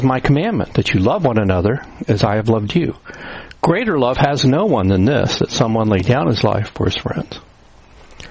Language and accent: English; New Castle, Indiana, United States; also born or lived in Cleveland, Ohio; now in Orwell, Pennsylvania, United States; I grew up in Newcastle, Indiana, the home of the world's largest high school field house